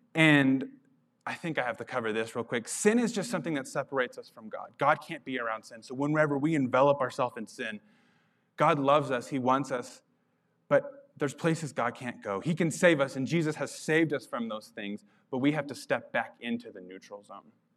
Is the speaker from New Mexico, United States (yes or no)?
yes; Carlsbad, New Mexico, United States; moved away; I grew up in Carlsbad, New Mexico